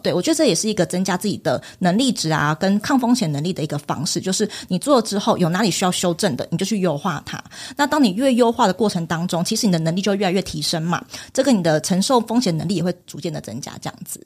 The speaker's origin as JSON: {"language": "Chinese", "country": "Taiwan", "said": "我们是台湾人身份"}